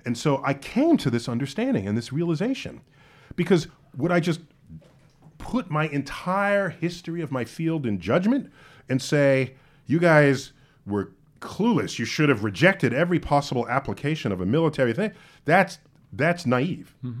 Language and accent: English; New York City, New York, United States; I grew up in New York City.